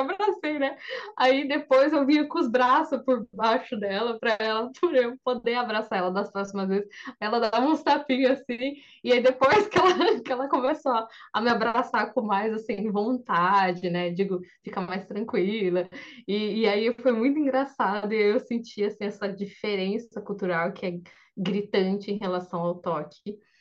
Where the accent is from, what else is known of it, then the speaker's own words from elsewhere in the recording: Brazil; now in Japan; eu sou brasileira